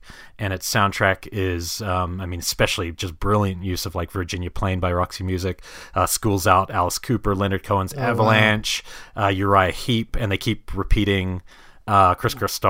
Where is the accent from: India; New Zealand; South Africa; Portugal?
New Zealand; and even where I grew up largely in New Zealand